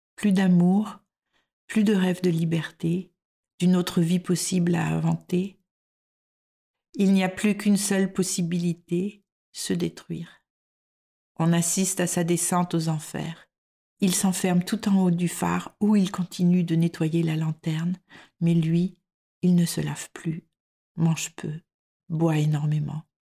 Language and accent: French; France; moved away as an adult; now in Denmark